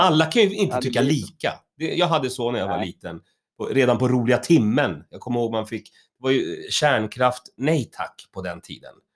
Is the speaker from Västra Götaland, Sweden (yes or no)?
no; Stockholm, Stockholm County, Sweden; jag är uppvuxen i, i Högdalen, Hökarängen